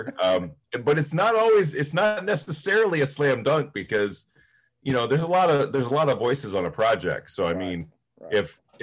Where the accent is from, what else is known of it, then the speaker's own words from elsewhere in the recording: Plainfield, Ohio, United States; also born or lived in Coshocton, Ohio / Westerville, Ohio; I grew up in Ohio. I grew up in Coshocton County, was born in Coshocton City, but grew up in the village, yes, the village of Plainfield